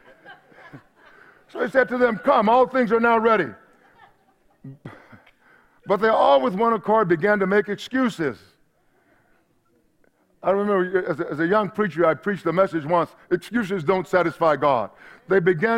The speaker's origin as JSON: {"language": "English", "region": "East Texas", "country": "United States", "tie": "born or raised there", "said": "back home when I grew up in East Texas"}